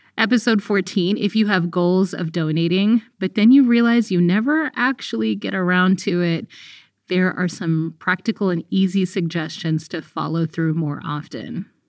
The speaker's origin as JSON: {"language": "English", "country": "Eritrea", "moved": "yes", "lives_now": "United States", "said": "Actually, I'm a refugee from Eritrea."}